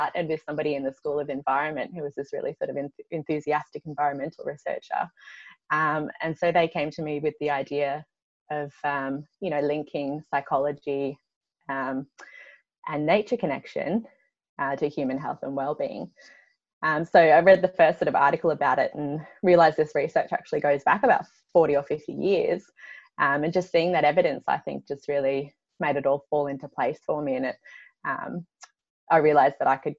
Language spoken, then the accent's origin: English; Byron Bay, New South Wales, Australia; I grew up in Byron Bay, so on the southeast coast of Australia